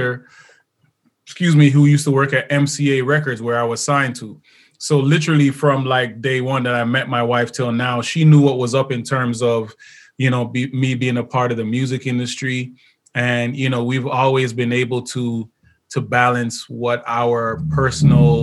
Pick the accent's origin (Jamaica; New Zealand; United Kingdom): Jamaica; I'm Jamaican, so I got 24 kids